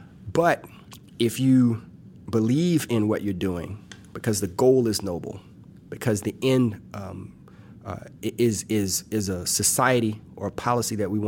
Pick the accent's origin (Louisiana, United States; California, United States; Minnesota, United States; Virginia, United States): Louisiana, United States; Well, it's more like a roux, because I'm from South Louisiana, so it's more like it's a roux.